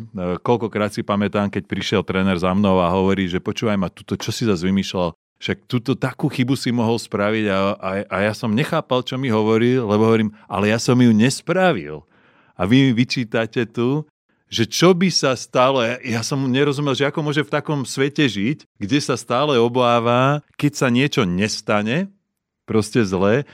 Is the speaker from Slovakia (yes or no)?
yes; Slovakia; moved away as an adult; doma na Slovensku